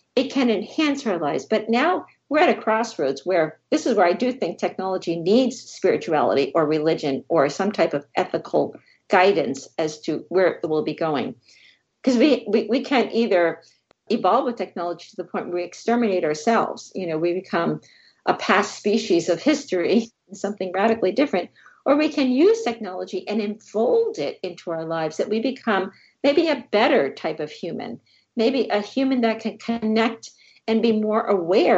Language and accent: English; New Jersey, United States; I grew up in New Jersey